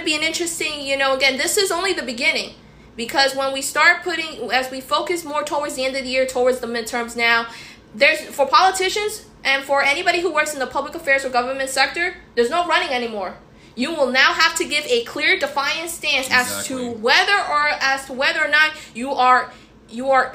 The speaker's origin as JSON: {"language": "English", "country": "United States", "said": "as an American, living in this country"}